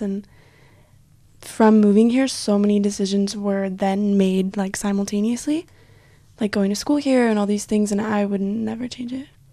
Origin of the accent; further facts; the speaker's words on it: Provo, Utah, United States; moved away as an adult; now in Israel; growing up in Utah, I lived in Provo